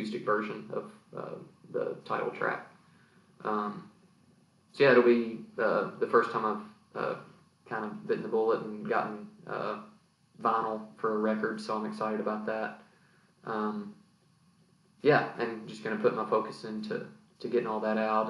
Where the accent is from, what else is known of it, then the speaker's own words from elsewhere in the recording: Greenville, Kentucky, United States; now in Lexington, United States; Greenville, Kentucky. A lot of people go by county here. I'm from Muhlenberg County. So that was a good place to grow up musically.